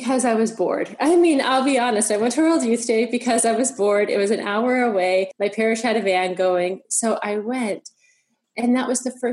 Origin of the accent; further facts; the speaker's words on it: United States; moved away as an adult; now in Vancouver, Canada; I grew up in the United States